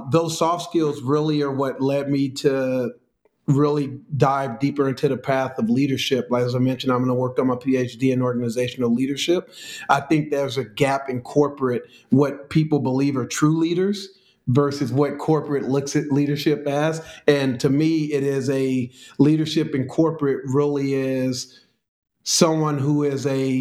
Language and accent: English; California, United States; moved away as an adult; also born or lived in Chicago; Born and raised on the West Coast in California.